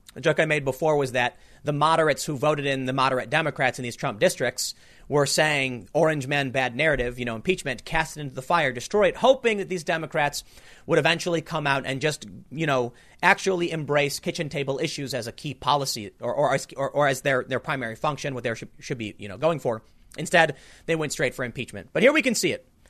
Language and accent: English; United States; we are the American, you know, people